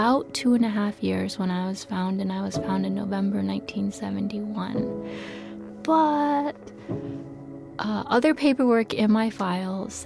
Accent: United States; moved away as an adult; now in South Korea; I was adopted to the United States when I was about 3

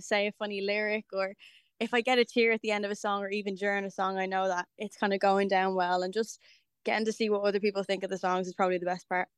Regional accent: Dublin, Leinster, Ireland; kind of my hometown

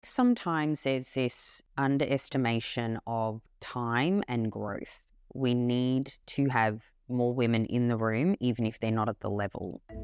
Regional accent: Melbourne, Victoria, Australia; When I was born, I was born in Melbourne, Australia

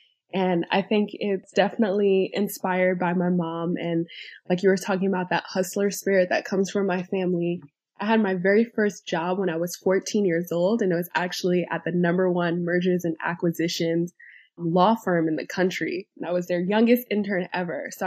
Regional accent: New York City, New York, United States; I am a first generation wealth builder born and raised in New York City

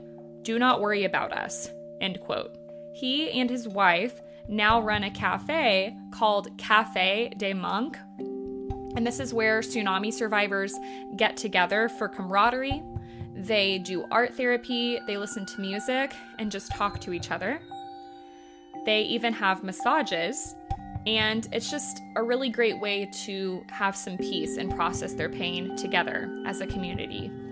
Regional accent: Terre Haute, Indiana, United States; I grew up in Terre Haute, Indiana, in a haunted house.

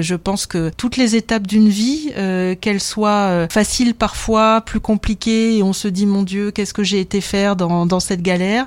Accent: Dunkirk, Hauts-de-France, France; à 14 ans alors que j'habitais Dunkerque

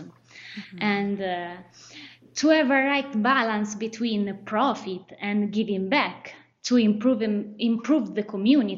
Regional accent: Solomeo, Umbria, Italy; growing up in a little town was important for me.

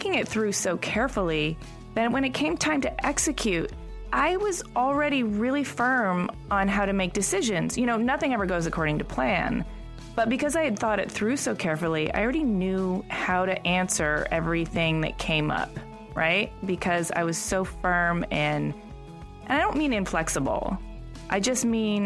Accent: Michigan, United States; I'm from Michigan

